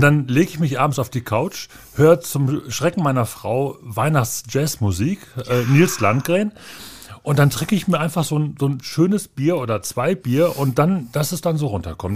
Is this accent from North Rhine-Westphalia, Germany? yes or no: yes; Bochum, North Rhine-Westphalia, Germany; ich habe immer in Bochum gewohnt. Ich habe Bochum nie verlassen, um woanders zu studieren oder zu wohnen.